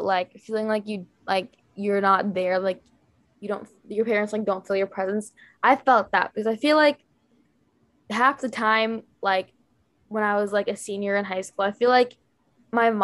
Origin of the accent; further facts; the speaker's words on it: Bay Area, California, United States; I'm from the Bay Area